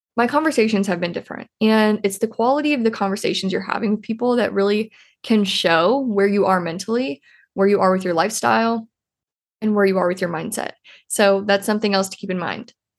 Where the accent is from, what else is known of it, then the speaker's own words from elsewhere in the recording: Iowa, United States; I'm originally from Iowa.